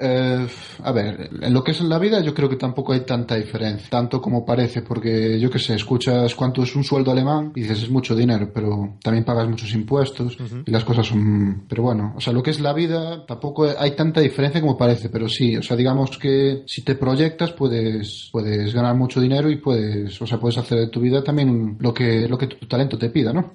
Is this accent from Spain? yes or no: yes; Spain; moved away as an adult; now in Germany; soy español